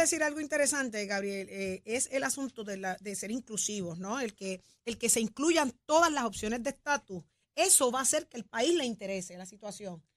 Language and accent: Spanish; Puerto Rico; así somos los boricuas